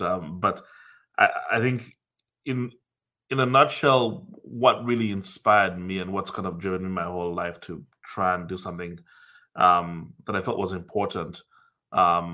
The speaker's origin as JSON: {"language": "English", "country": "Uganda", "tie": "born or raised there", "also_born_or_lived": "United States / Dublin, Ireland", "moved": "as an adult", "said": "growing up in Africa"}